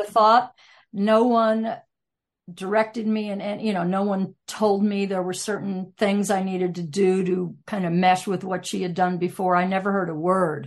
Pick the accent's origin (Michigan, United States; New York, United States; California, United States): New York, United States; Irvington; I grew up in Irvington, New York, home of Washington Irving